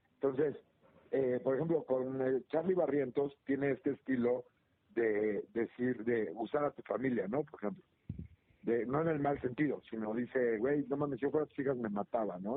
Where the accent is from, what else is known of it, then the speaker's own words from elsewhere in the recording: Mexico; aquí somos los mexicanos